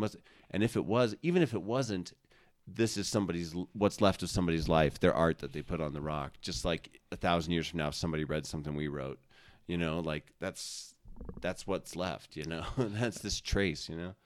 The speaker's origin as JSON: {"language": "English", "town": "Cedar Crest", "region": "New Mexico", "country": "United States", "tie": "born or raised there", "said": "I grew up in Cedar Crest"}